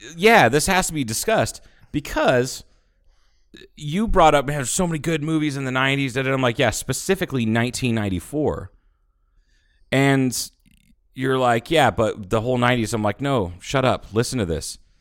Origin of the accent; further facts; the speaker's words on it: Ohio, United States; moved away; growing up in Ohio